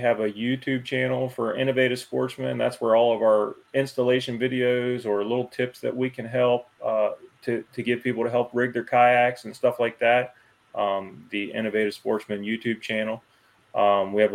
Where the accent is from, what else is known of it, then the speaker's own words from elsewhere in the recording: Woodsboro, United States; I grew up in Woodsboro, not too far from here